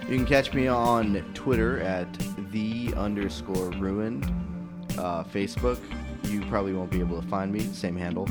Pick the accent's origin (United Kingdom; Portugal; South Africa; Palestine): Palestine; I'm from Palestine